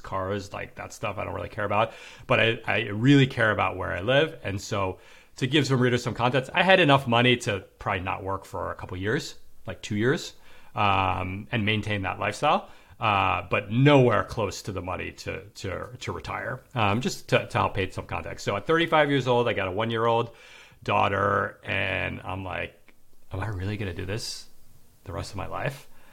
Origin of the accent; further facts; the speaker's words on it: New York City, New York, United States; now in Manhattan Beach, United States; I'm from New York City and I live in Manhattan Beach, L